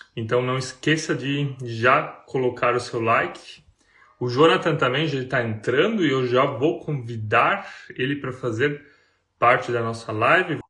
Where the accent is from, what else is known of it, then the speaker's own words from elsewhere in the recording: Blumenau region, Santa Catarina, Brazil; moved away as an adult; also born or lived in Germany; now in Rio dos Cedros, Brazil; Eu sou do Sul, é. Nós somos da região de Blumenau, Santa Catarina